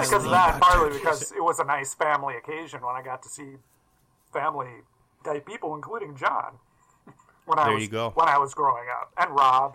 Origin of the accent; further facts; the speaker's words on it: Wyoming, United States; I grew up in Wyoming, which has a lot of creeks and creeks.